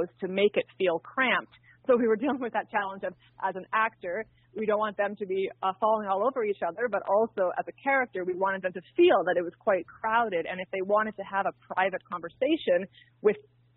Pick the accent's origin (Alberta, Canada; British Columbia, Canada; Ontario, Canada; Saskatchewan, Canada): Ontario, Canada; near Ottawa; moved away; I'm actually originally from Ottawa, close to Ottawa, in a small farming community outside of the city